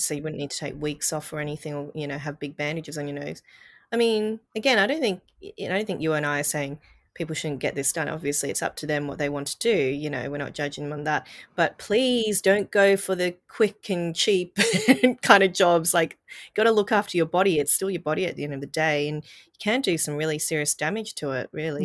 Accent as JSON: {"language": "English", "country": "Australia", "tie": "born or raised there", "said": "I'm Asian growing up in Australia as a child"}